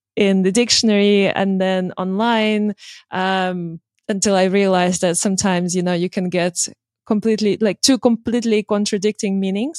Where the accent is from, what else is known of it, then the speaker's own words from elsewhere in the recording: Russia; moved away; I'm from Russia originally